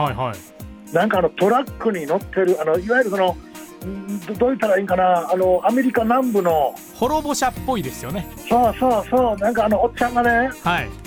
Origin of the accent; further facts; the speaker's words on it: Nishinomiya, Hyogo, Japan; also born or lived in Wakayama Prefecture; 僕大阪ですあ大阪ですか僕、はい、小中西宮です